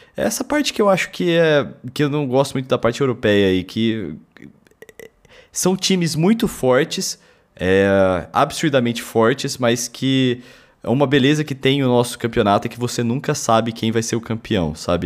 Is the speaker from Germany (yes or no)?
yes; Germany; como alemão